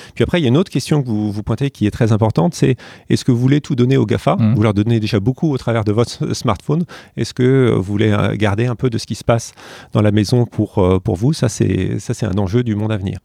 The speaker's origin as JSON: {"language": "French", "country": "France", "said": "je suis français"}